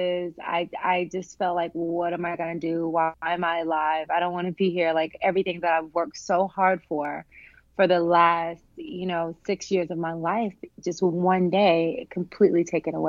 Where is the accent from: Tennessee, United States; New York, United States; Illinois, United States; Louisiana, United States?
Tennessee, United States; Humboldt; I am a Southern girl. I'm from Humboldt, Tennessee